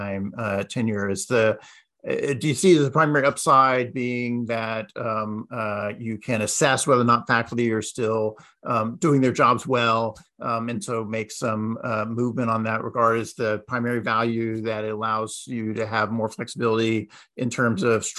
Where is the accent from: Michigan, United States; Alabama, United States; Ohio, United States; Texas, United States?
Texas, United States; moved away; my home state of Texas